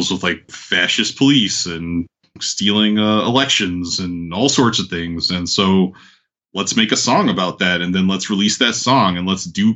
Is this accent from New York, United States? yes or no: yes; New York, United States; moved away as an adult; now in Atlanta, United States; I'm from New York, and originally biracial kid who grew up with a white mom, looking different in a lot of different neighborhoods